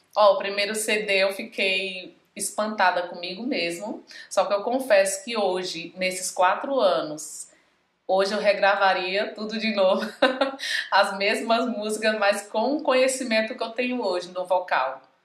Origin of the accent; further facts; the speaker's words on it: Pimenteiras, Pernambuco, Brazil; sou de Pimenteiras, Pimenteiras, Pernambuco, é do Agreste da, do, do Nordeste.